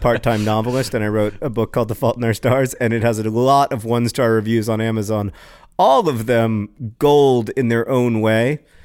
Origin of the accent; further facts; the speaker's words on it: United States; I am so American, so incurably American